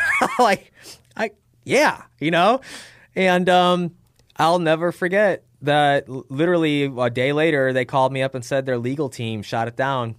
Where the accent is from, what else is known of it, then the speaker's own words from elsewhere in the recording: Chicago, Illinois, United States; moved away as an adult; also born or lived in Phoenix / Tempe; I lived in Illinois at the time 'cause I grew up in Chicago